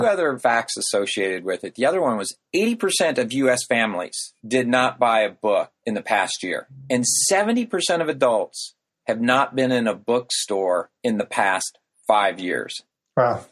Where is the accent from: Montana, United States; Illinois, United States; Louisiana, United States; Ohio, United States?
Illinois, United States; rural; now in Chicago, United States; a tractor going around the main square in my hometown that I grew up in.